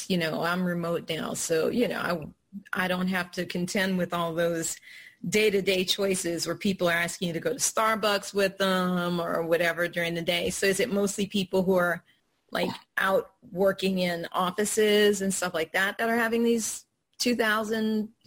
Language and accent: English; New Orleans, Louisiana, United States; because uh, I'm from New Orleans. My people make good food.